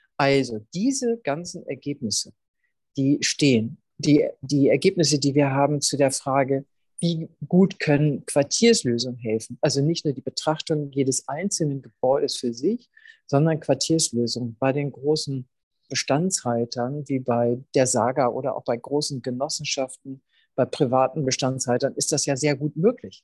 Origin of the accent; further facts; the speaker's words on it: Schleswig-Holstein, Germany; moved away as an adult; now in Hamburg, Germany; Ich bin ja in Schleswig-Holstein aufgewachsen